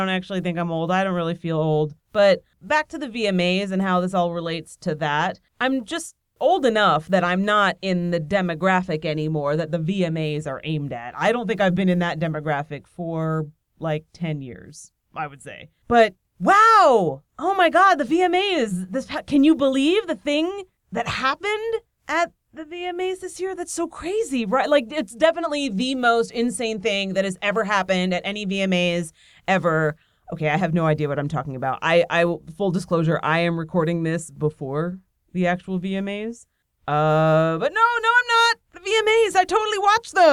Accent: Nazareth, Pennsylvania, United States; moved away; I visited my hometown, Nazareth, Pennsylvania

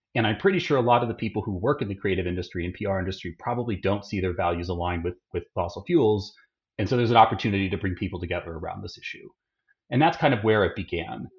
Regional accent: Austin, Texas, United States; grew up in Austin

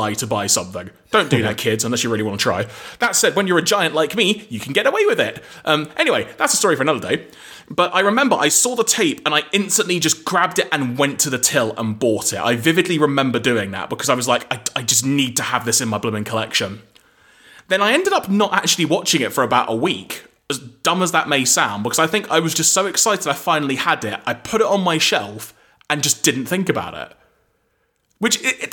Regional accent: London, United Kingdom; I grew up in North London

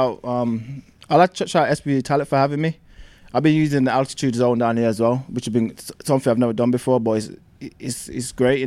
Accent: Birmingham, West Midlands, United Kingdom; I'm from Birmingham

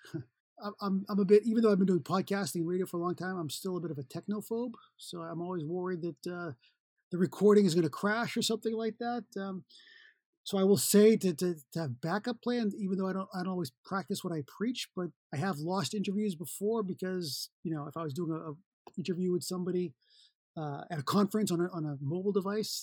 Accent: Boston, Massachusetts, United States; moved away; I'm from Boston, Massachusetts originally

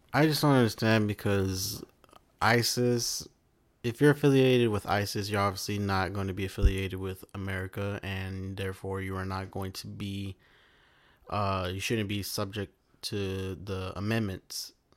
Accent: United States; my right as an American

